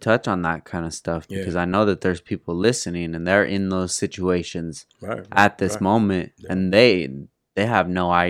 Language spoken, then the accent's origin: English; California, United States; I'm from California, bro